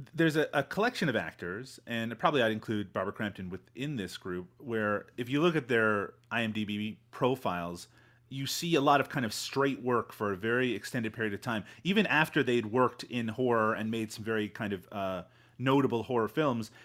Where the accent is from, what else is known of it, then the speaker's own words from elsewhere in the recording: Canada; I have a direct connection to being Canadian